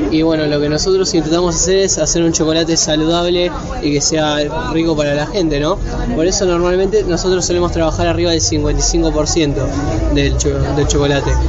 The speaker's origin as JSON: {"language": "Spanish", "town": "Quilmes", "region": "Buenos Aires Province", "country": "Argentina", "said": "Porque como la mayoría de acá somos de Quilmes, ¿no?"}